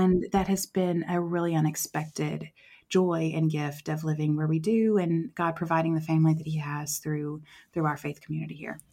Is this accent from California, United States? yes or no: no; West Tennessee, United States; moved away as an adult; also born or lived in Southeast Asia; now in Columbia, United States; I'm originally from West Tennessee